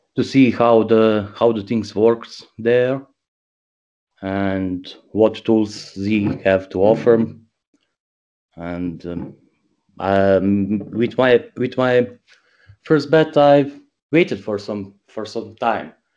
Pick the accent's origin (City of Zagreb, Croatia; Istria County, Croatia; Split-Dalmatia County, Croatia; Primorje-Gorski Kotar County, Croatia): City of Zagreb, Croatia; Zagreb; English is a second language; moved away as an adult; also born or lived in Bosnia; now in Germany; I am born in small village in Bosnia. I was raised in Zagreb. That's the main capital of Croatia.